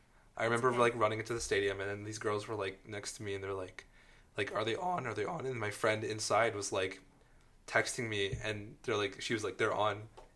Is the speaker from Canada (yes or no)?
yes; Calgary, Alberta, Canada; moved away as an adult; now in Toronto, Canada; Okay, so I'm from Calgary, and I lived there over the summer.